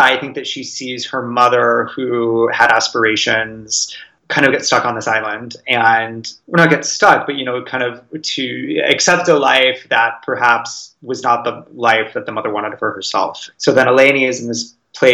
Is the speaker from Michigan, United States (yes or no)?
no; California, United States; moved away; I grew up in California